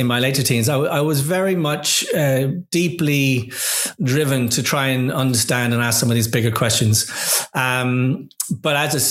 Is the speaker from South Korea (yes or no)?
no; Dublin, Leinster, Ireland; moved away; As a young boy, I grew up in Dublin in Ireland.